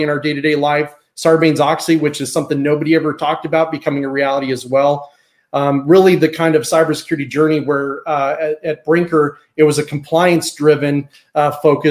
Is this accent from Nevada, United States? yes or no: yes; Las Vegas, Nevada, United States; Grew up as a desert kid, Las Vegas, Nevada.